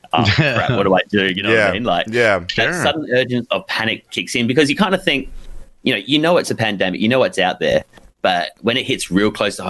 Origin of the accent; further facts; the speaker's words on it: Adelaide, South Australia, Australia; So, yeah, I am always been from Australia. Okay. I'm from South Australia in Adelaide. So, basically, the southern part down there.